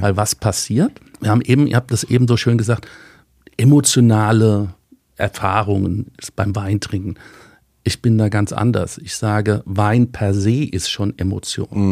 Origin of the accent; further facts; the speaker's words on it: Rheingau, Hesse, Germany; recht lange im Rheingau. Manche würde sagen, wir sind nicht aus der Pött gekommen, wir sind Stubbehocker